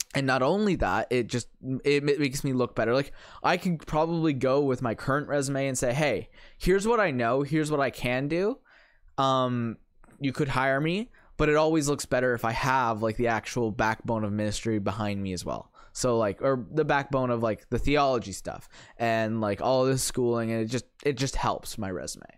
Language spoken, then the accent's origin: English; St. Catharines, Ontario, Canada; I grew up in Saint Catharines